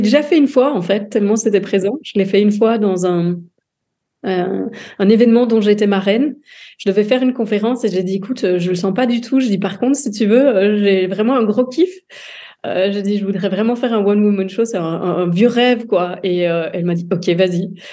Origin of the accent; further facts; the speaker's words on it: Dinant, Wallonia, Belgium; je suis originaire du sud de la Belgique, euh, d'Inan